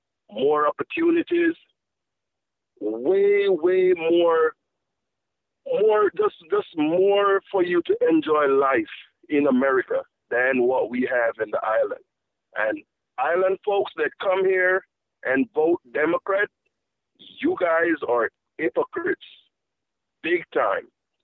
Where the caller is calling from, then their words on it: Florida, United States; I'm calling from Florida.